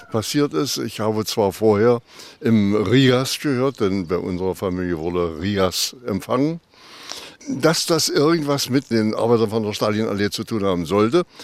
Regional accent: Wittenberg, Saxony-Anhalt, Germany; born there; Ich bin in Wittenberg geboren am 24. März 1933, äh, im Augenblick also 90 Jahre alt.

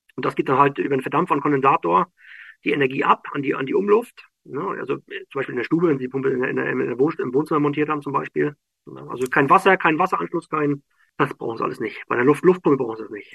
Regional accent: Schwerin, Mecklenburg-Vorpommern, Germany; moved away as an adult; now in Norway; also ich komme aus Schwerin, ich bin gebürtiger Schweriner

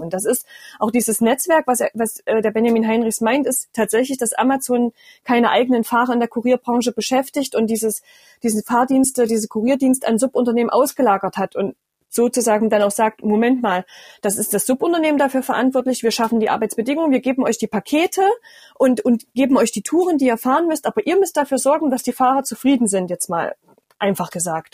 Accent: Erfurt, Thuringia, Germany; bei uns in Thüringen

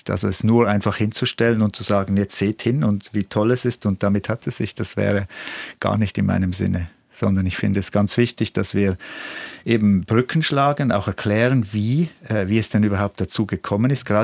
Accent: Switzerland; Aber ja, das hat doch, denke ich, diesen Teil der Schweiz, wo ich aufgewachsen bin, stark geprägt.

